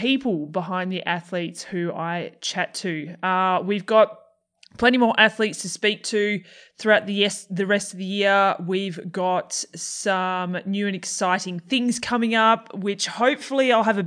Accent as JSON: {"language": "English", "country": "Australia", "accent": "Australian", "said": "my Australian accent"}